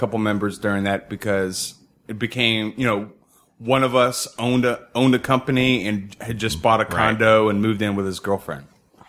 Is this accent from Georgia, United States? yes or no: yes; Georgia, United States; I grew up in Georgia. My family's just from Alabama.